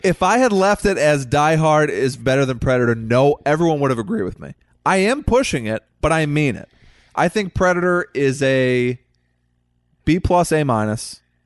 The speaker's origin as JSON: {"language": "English", "region": "Missouri", "country": "United States", "tie": "born or raised there", "said": "growing up in Missouri"}